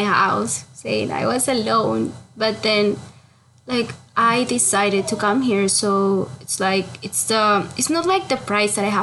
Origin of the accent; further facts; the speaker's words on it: Peru; moved away as an adult; I am from Peru